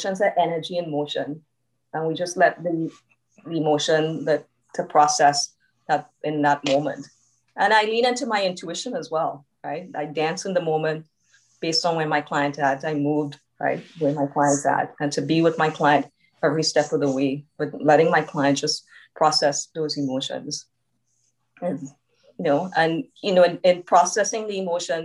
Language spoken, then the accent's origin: English; Trinidad & Tobago; now in Canada; being Trinidadian, I grew up in a close-knit community